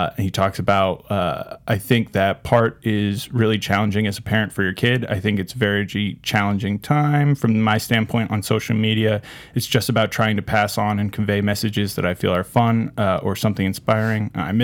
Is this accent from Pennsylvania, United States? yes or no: yes; Philadelphia, Pennsylvania, United States; Fuck Philadelphia. Bring it on. I'm really triggered as a Philadelphian.